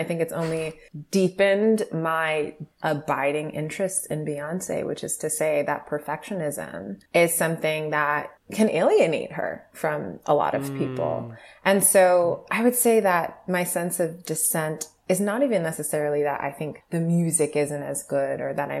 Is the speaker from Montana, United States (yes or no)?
no; New York City, New York, United States; I'm from Brooklyn, like I'm from Canarsie, I'm from … territory, right?